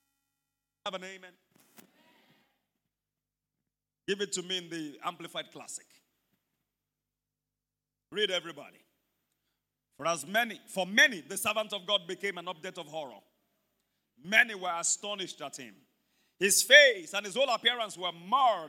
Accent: Ibadan, Oyo, Nigeria; growing up in Mokola

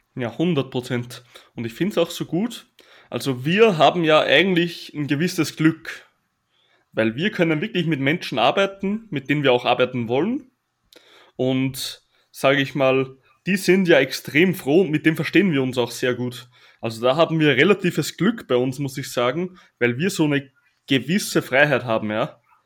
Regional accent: Austria; accent: Austrian dialect; Und da habe ich auch noch Mundart gesprochen, also richtig Dialekt, weil ich bin ja aus Österreich.

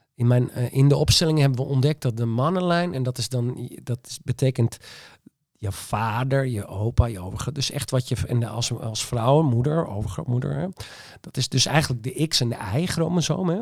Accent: Friesland, Netherlands; ik ben echt Fries en eigenwijs

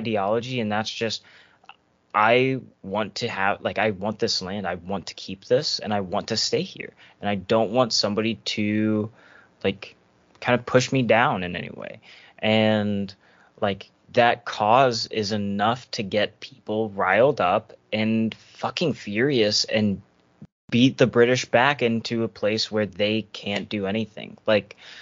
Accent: United States; I'm an American

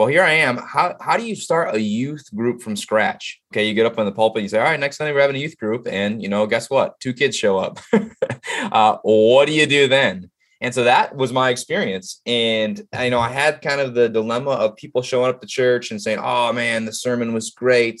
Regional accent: Illinois, United States; also born or lived in Dallas, Texas; now in Ohio, United States; I am from a small town. What's unique about the small town I grew up in Illinois

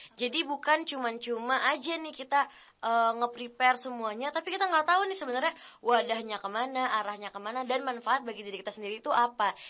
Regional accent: Medan, North Sumatra, Indonesia; now in Bogor, Indonesia; aku bukan asal dari Bogor ya, aku dari Medan. Jadi waktu dari Medan mau move ke Bogor

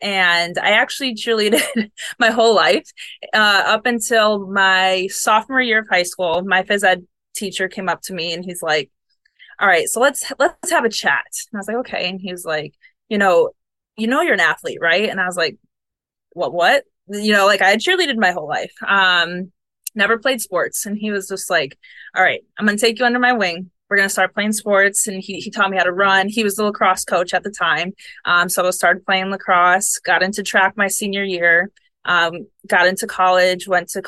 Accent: Buffalo, New York, United States; now in Florida, United States; I do miss the seasons. I'm from Buffalo, so...

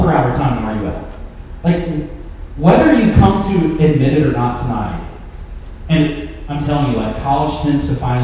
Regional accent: Memphis, Tennessee, United States; I'm from Memphis

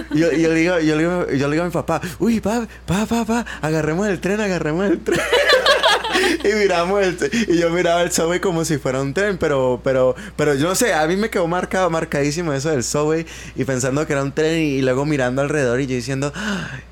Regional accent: Colombia; moved away as an adult; now in United States

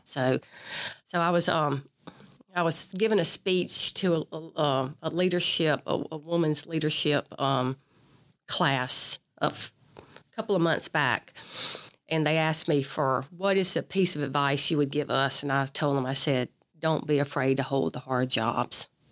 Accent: Perry County, South Mississippi, United States; also born or lived in Mobile, Alabama / Biloxi, Mississippi; Grew up in Perry County

